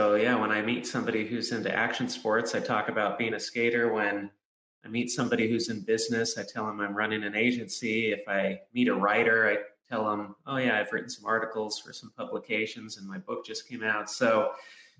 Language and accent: English; Southern California, United States; I grew up in Southern California